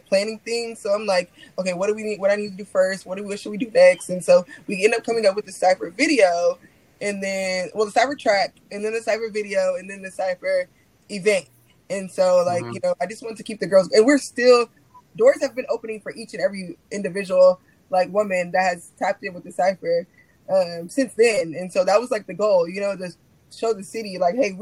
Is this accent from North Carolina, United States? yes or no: no; Corpus Christi, Texas, United States; now in Houston, United States; my hometown city